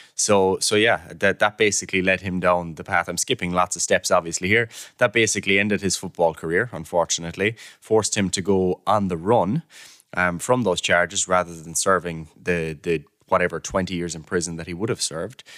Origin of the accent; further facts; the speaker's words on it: Killarney, Munster, Ireland; moved away as an adult; now in Cork, Ireland; I'm from Killarney myself